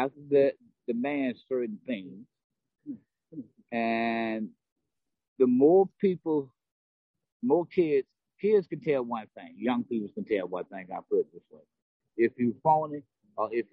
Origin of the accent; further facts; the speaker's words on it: South Carolina, United States; moved away as an adult; now in New Haven, United States; I'm from South Carolina. I'm originally from South Carolina.